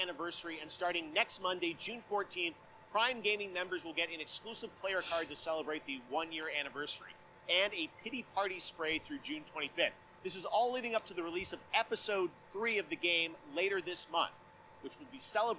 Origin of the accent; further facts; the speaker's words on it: Toronto, Ontario, Canada; my hometown of Toronto, Canada.